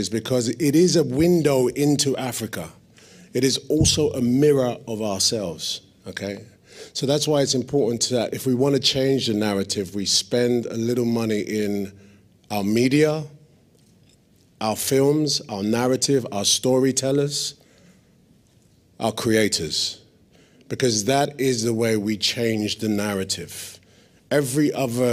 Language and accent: English; London, United Kingdom; I was born and raised in East London